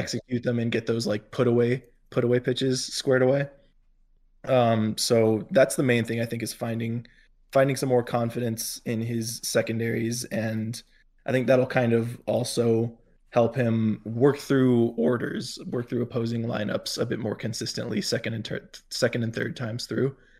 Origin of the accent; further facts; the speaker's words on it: near Tampa–St. Petersburg area, Florida, United States; I grew up, uh, sort of around that area, not exactly in the Tampa Saint Pete area, but close enough